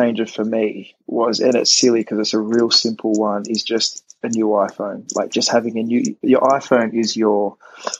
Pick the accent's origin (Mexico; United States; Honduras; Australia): Australia; moved away; I'm Australian